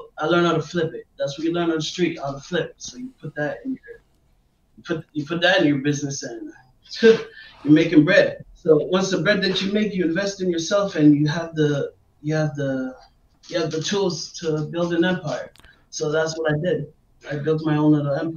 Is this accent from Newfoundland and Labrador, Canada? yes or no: no; Montreal, Quebec, Canada; also born or lived in Washington, D.C., United States / Maryland, United States; Canada's always been my home